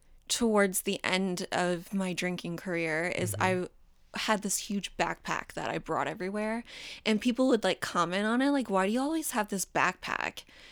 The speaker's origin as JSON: {"language": "English", "town": "Daytona Beach", "region": "Florida", "country": "United States", "tie": "born or raised there", "also_born_or_lived": "New York", "accent": "southern", "said": "I guess I can tell you that I was born in New York, but I grew up in Florida. So I actually used to have a very, very southern accent that I'm so happy I lost."}